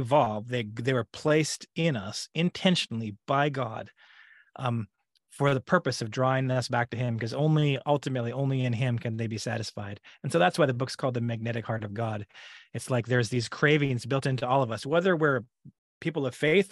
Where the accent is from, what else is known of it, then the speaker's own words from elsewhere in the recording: Alberta, Canada; moved away as an adult; now in California, United States; I am originally from Alberta, Canada. I grew up there, born and raised, and it's only been in the last 7 years that I've lived in California in the United States.